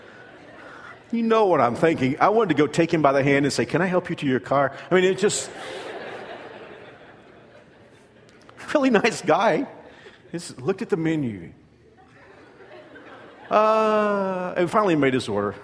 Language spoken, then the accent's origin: English; Fort Worth, Texas, United States; moved away; we're from Fort Worth. And we met in high school